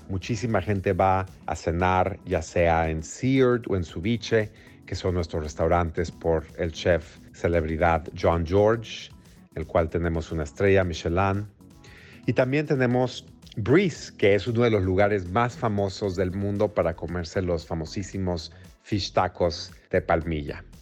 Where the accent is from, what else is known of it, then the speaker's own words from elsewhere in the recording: Mexico City, Mexico; moved away as an adult; also born or lived in Houston, United States; now in New York, United States; soy mexicano, nací y crecí en la Ciudad de México.